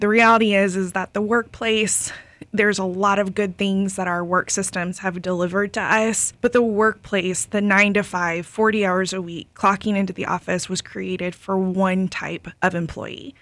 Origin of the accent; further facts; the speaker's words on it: Lakeland, Florida, United States; I grew up in Lakeland